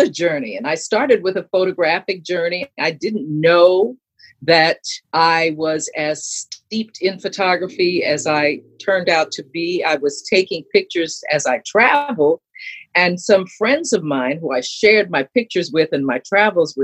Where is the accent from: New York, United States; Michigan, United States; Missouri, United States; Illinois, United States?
New York, United States; New York City; I grew up in New York City.